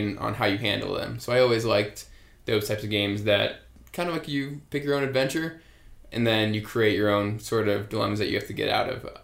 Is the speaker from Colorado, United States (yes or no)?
yes; Colorado Springs, Colorado, United States; moved away as an adult; Growing up in Colorado